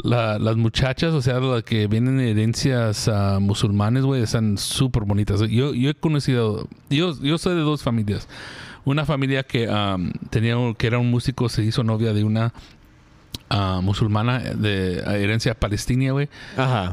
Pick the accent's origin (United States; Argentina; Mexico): United States; yo soy americano